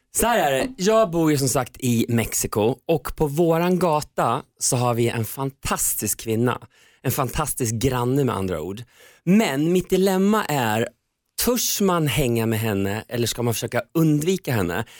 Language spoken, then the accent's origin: Swedish; Köping, Västmanland, Sweden; moved away; jag var mobbad själv i hela min uppväxt i Köping